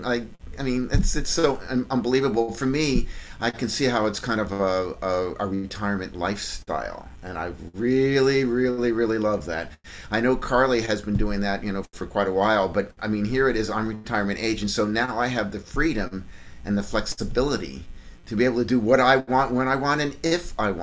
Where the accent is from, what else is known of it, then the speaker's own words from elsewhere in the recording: Seattle, Washington, United States; now in Bellevue, United States; I'm from Seattle, Washington. Actually, I live now in Bellevue.